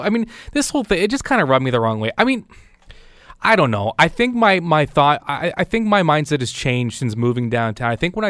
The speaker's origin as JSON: {"language": "English", "town": "Burlington", "region": "Ontario", "country": "Canada", "said": "When I moved to Stoney Creek, I was appalled. I mean, I'm from Burlington."}